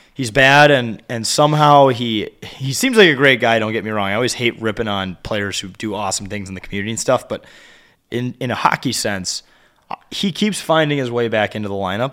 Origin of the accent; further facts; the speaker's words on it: New Richmond, Wisconsin, United States; New Richmond, where I went to high school